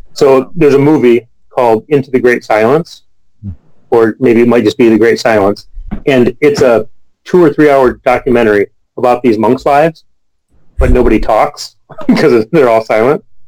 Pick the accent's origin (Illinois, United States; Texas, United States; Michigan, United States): Michigan, United States; Kalamazoo; moved away as an adult; now in Madison, United States; my hometown of Kalamazoo, Michigan